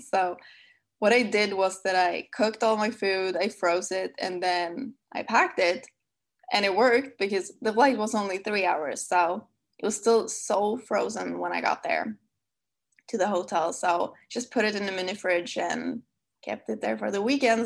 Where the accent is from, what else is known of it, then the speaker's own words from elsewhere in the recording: Sweden; accent: Swedish; English is a second language; my lovely Swedish accent